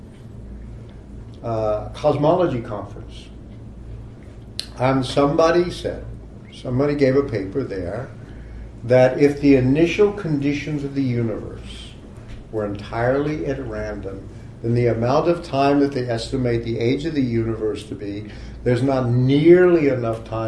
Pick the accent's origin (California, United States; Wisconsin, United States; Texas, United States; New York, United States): Texas, United States; moved away; also born or lived in Oklahoma; a part of my youth, I grew up in Texas and Oklahoma